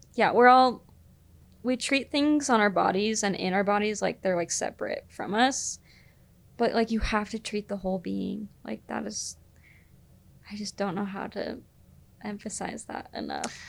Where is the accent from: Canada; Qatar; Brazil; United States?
United States; Utah; I was the girl from Utah